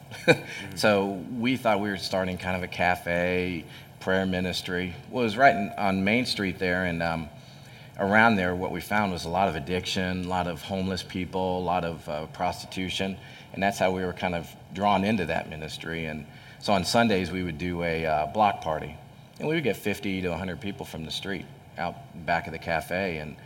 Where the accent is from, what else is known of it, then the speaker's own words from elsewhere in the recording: Hamilton, Ohio, United States; I grew up in Hamilton, and it was back when, you know, Hamilton was prosperous, had all the factories, Armco, you know, Fisher Body, you know, Beckett Paper, Champion Paper